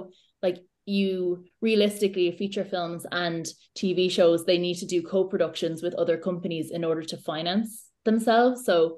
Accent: Ireland; So I think for me anyway, I like my Irish identity and Irish stories are so important, and I am an Irish storyteller first and foremost

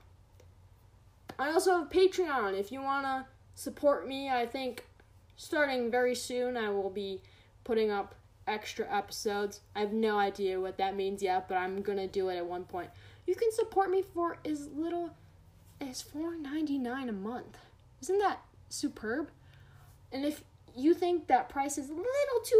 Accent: United States; as an American

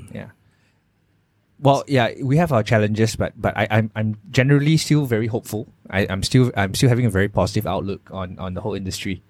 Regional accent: Malaysia; as a Malaysian employer

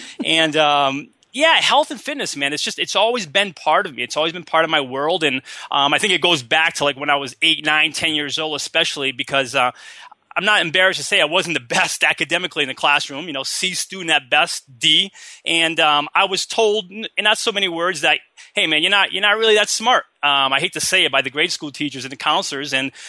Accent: Massachusetts, United States; now in San Diego, United States; I'm originally from Massachusetts.

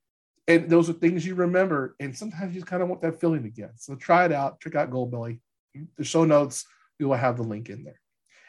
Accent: New Orleans, Louisiana, United States; now in Kansas City, United States; I'm from New Orleans

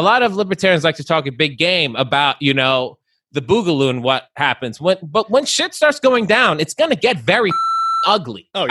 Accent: Long Island, New York, United States; I'm from Long Island

